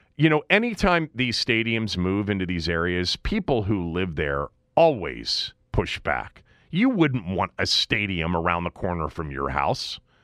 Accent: Washington, District of Columbia, United States; my hometown city

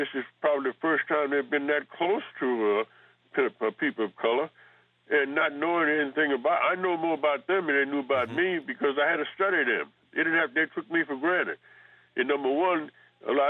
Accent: United States; I'm an American citizen. I was born in this country

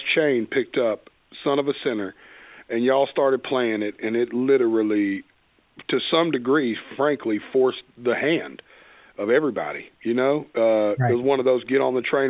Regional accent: Nashville, Tennessee, United States; I grew up in Nashville

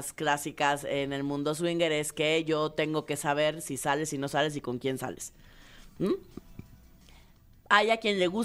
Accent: Mexico; De lo que tenemos los mexicanos contra Europa.

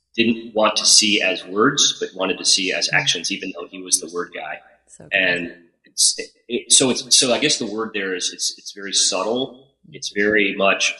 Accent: New Haven, Connecticut, United States; also born or lived in Cheshire, Connecticut; I was born in Cheshire, in New Haven, Connecticut

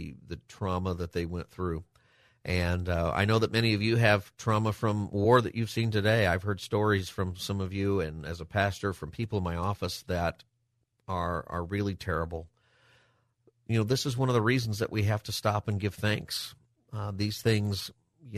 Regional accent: Palmdale, California, United States; I grew up in Palmdale

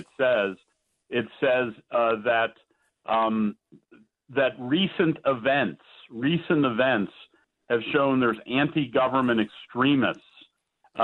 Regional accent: Pittsburgh, Pennsylvania, United States; now in Washington, D.C., United States; And I'm from Pittsburgh, and I'm in Washington now.

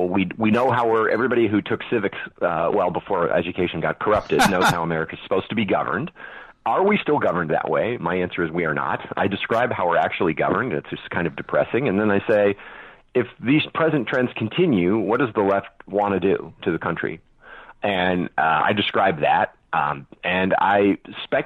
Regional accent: California, United States; moved away; also born or lived in New York; I'm born and raised in California, and I lived a good portion of my life in New York

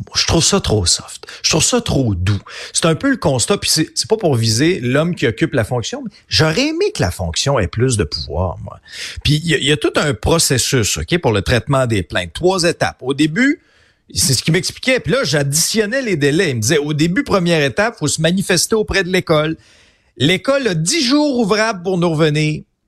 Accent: Abitibi, Quebec, Canada; je viens d'une région, là, je viens d'Abitibi, une région où il y a beaucoup de chasseurs

